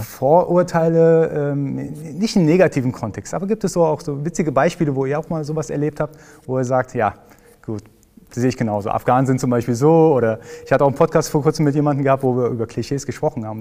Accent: Iran; now in Germany; ich komme aus dem Iran

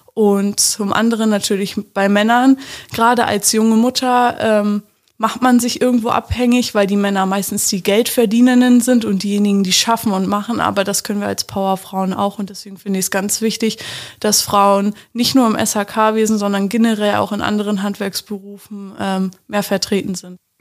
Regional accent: near Lübeck, Schleswig-Holstein, Germany; ich komme aus der Nähe

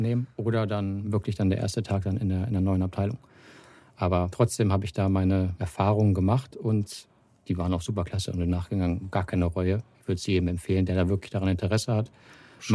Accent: Hanover, Lower Saxony, Germany; moved away as an adult; also born or lived in Salzgitter / Wolfsburg; ich komme aus Hannover. Das ist ähm, 80 Kilometer weiter westlich, die A2 hoch. Und ja, dort geboren, dort zur Schule gegangen

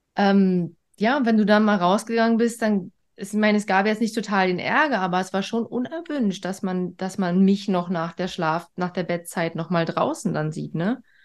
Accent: East Germany, Germany; Schon im Krankenhaus wurde ich direkt von der Mama weg und in ein eigenes Bettchen. So war das früher in der DDR

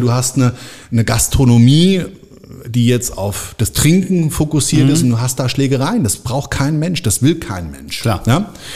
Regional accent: Frankfurt am Main, Hesse, Germany; born or raised there

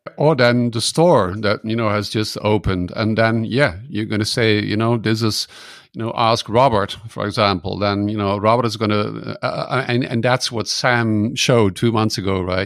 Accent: Netherlands; now in Germany; I'm from the Netherlands. I live in Germany

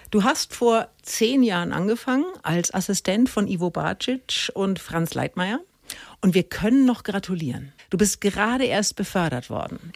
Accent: Middle Franconia, Bavaria, Germany; als Mittelfränkin

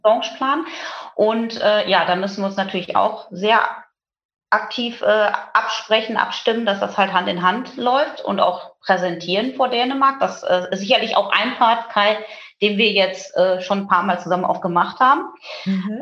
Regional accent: Münsterland, North Rhine-Westphalia, Germany; bin äh, im Münsterland auf einem Bauernhof groß geworden

